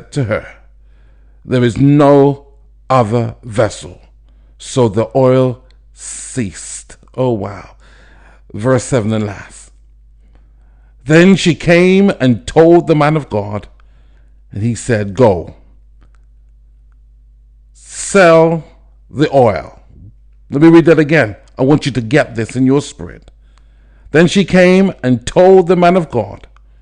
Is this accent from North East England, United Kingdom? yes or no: no; London, United Kingdom; I'm from London, England.